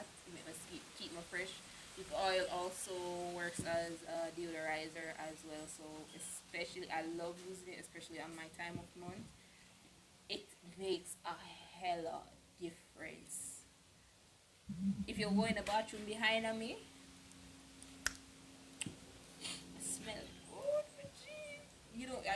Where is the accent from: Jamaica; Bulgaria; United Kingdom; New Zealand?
Jamaica; we are Jamaican